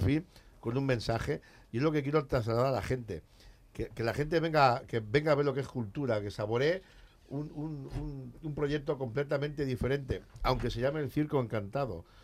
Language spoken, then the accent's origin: Spanish; Elche, Valencian Community, Spain; yo soy de Alicante, de, de, Elche